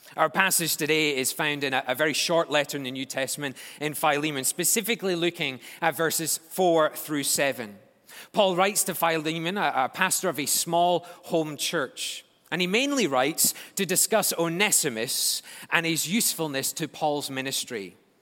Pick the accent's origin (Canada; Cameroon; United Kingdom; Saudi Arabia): United Kingdom; Scotland; moved away; As a Scotsman